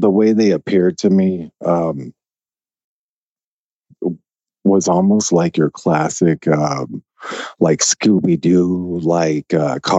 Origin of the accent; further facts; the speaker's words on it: Little Rock, Arkansas, United States; I was born in Little Rock, Arkansas. And if anyone knows anything about Little Rock, you know, I lived in West Little Rock.